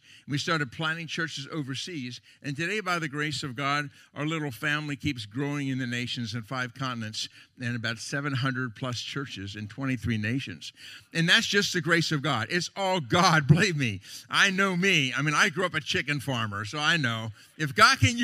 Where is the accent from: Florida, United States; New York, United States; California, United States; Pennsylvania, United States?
Pennsylvania, United States; Lancaster County; I'm from Lancaster County, Pennsylvania.